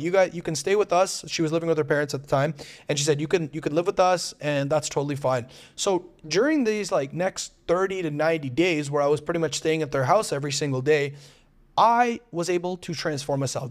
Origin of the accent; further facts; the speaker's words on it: Toronto, Ontario, Canada; moved away as an adult; now in Medellín, Colombia; I made the decision to leave my hometown of Toronto, Canada, to move to Medellín, Colombia.